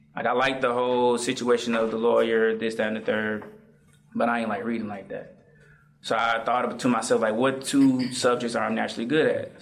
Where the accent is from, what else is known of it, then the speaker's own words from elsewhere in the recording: Atlanta, Georgia, United States; also born or lived in Morrow, Georgia / Riverdale, Georgia; I'm from Atlanta, Derby Road. I'm at the borderline